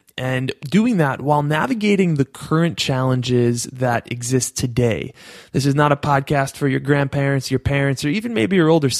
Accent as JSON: {"language": "English", "region": "New York", "country": "United States", "accent": "New York", "said": "my New York accent"}